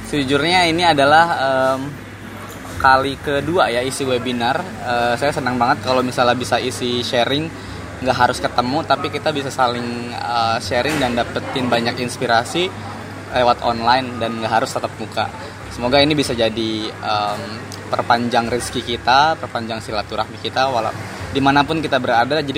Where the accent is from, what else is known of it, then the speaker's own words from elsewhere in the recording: Serang, Banten, Indonesia; karena saya orang Banten lahir di Serang Banten